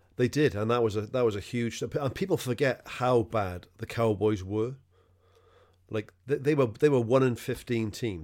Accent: Wales, United Kingdom; Being a Welshman, I don't know if I've mentioned this before, but I, but I'm from, I'm from Wales

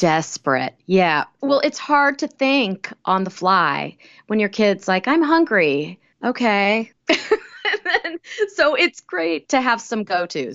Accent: Kansas, United States; I grew up in Kansas.

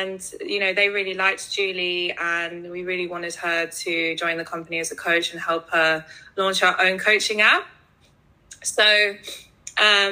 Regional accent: London, United Kingdom; I'm from London. I was born and raised here

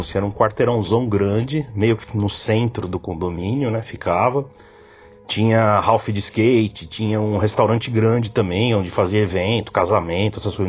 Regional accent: São Paulo, Brazil; sou de São Paulo

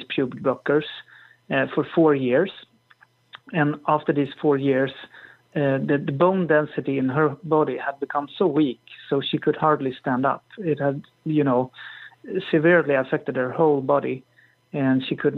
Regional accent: Sweden; I'm from Sweden

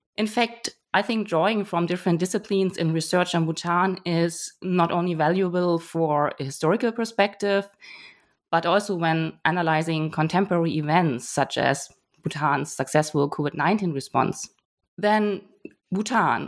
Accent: Germany; moved away; also born or lived in Hamburg; I'm originally from Germany

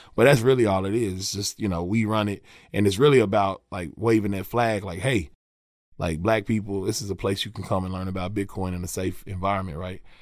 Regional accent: Lexington, Kentucky, United States; I'm from Lexington, man. Northwest side of Lexington, a little community, a little neighborhood called Oakwood, right off of Georgetown Street. Um, so, yeah, man, that's, that's where I'm from. Born and raised, been in Lexington my whole life

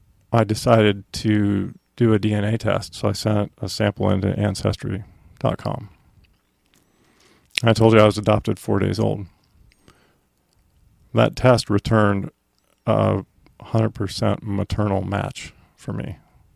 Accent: Effingham, Illinois, United States; born there; I was born in Effingham, Illinois.

